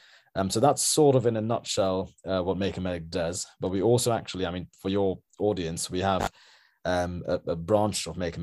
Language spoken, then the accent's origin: English; Sri Lanka; because I'm from Sri Lanka originally